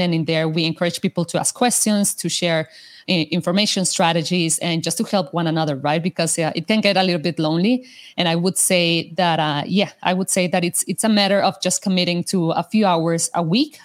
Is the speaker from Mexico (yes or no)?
yes; Mexico; first language Spanish; English is a second language; moved away; I'm, I'm, from Mexico, so my my my mother language is uh, Spanish